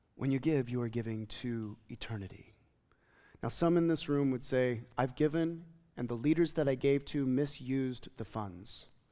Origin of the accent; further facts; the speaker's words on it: United States; as an American Christian